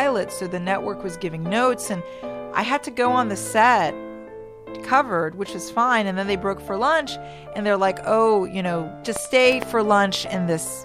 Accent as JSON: {"language": "English", "town": "Washington", "region": "District of Columbia", "country": "United States", "said": "I'm from Washington, D.C."}